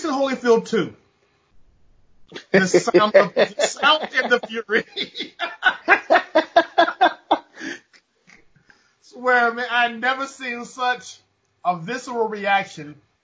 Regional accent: Chicago, Illinois, United States; moved away; also born or lived in Oklahoma; I'm from Chicago

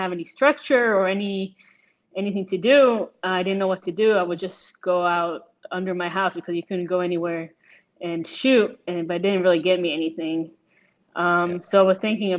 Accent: Israel; also born or lived in United States; I'm originally from Israel, and then came back to Israel and played in the professional league

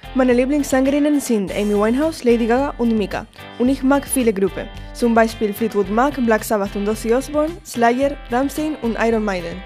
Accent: Gran Canaria, Canary Islands, Spain; German is a second language; ich komme aus Gran Canaria

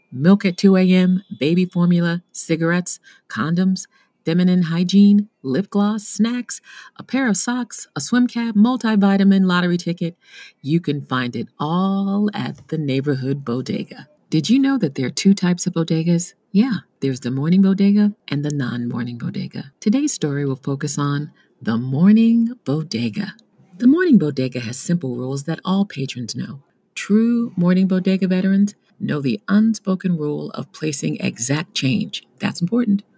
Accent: New York City, New York, United States; as a New Yorker

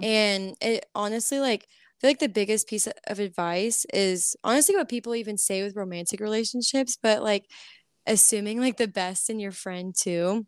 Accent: College Station, Texas, United States; moved away as an adult; also born or lived in Florida; now in Nashville, United States; I grew up in College Station

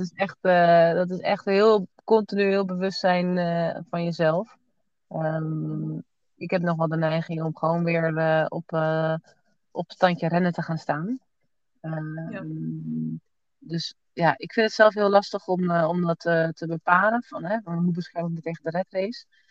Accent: Netherlands; moved away as an adult; now in Portugal; we komen uit Nederland.

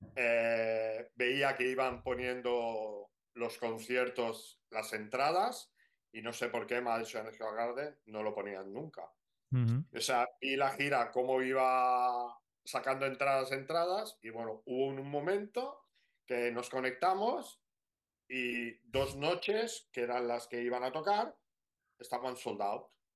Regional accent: Barcelona, Catalonia, Spain; nosotros somos, somos de Barcelona.

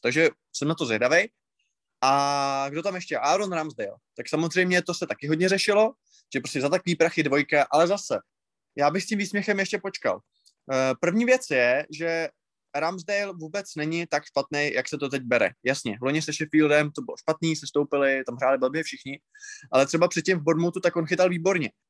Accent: Moravia, Czechia; u nás na Moravě

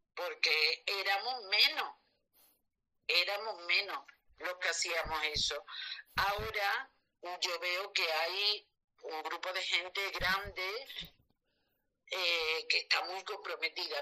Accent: Seville, Andalusia, Spain; soy de Sevilla

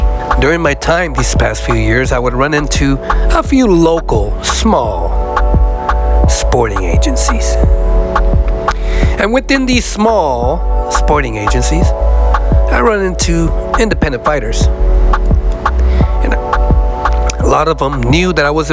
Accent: San Francisco, California, United States; also born or lived in Fresno, California; I was born and raised in San Francisco

